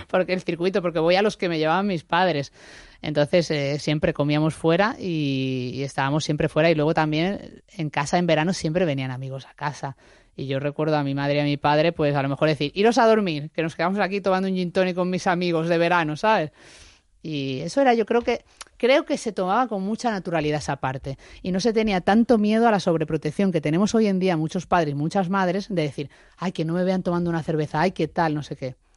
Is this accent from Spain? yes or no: yes; Málaga, Andalusia, Spain; moved away as an adult; also born or lived in Madrid; yo sea malagueña.